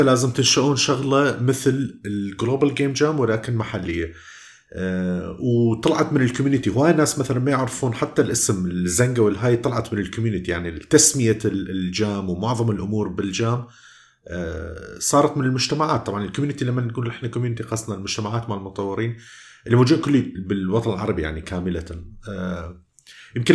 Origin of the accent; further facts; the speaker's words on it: Iraq; accent: Iraqi mixed with Jordanian; راح تسمع لهجة عراقية وميكس ويا الأردني وكذا